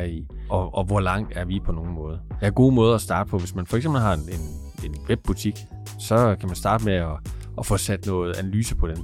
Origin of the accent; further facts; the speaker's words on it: Aarhus, Central Denmark Region, Denmark; Jeg kommer fra Aarhus.